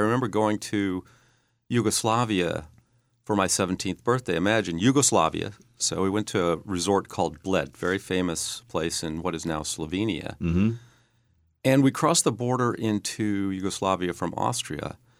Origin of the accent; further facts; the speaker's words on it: Eugene, Oregon, United States; born there; I was born in Eugene, Oregon.